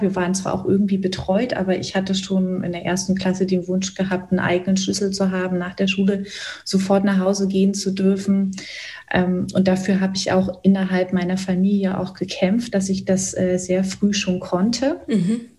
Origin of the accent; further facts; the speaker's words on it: Cottbus, Brandenburg, Germany; also born or lived in Hoyerswerda; Ich bin so Ende der 70er Jahre in Hoyerswerda geboren, bin dann vier Jahre später in Cottbus, das ist in Brandenburg, weiter aufgewachsen